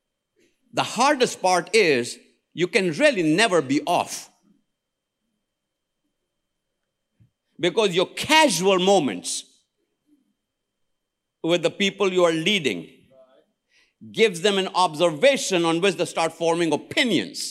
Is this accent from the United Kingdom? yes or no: no; India; I am an Indian.